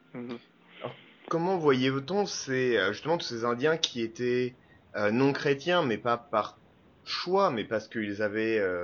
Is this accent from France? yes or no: yes; Normandy, France; also born or lived in Algeria; je suis Normand je suis pied noir.